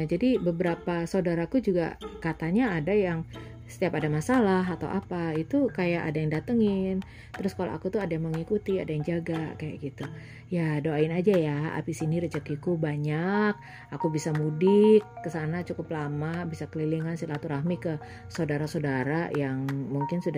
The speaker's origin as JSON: {"language": "Indonesian", "town": "Surabaya", "region": "East Java", "country": "Indonesia", "tie": "born or raised there", "said": "Jadi uh, dari lahir sampai sekarang pun aku adalah arek Surabaya. Jadi walaupun secara genetis aku bukan arek Surabaya, aku nggak punya desa, aku nggak punya kampung."}